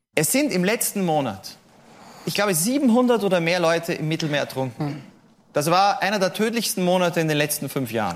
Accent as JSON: {"language": "German", "country": "Austria", "said": "Ich komme aus Österreich"}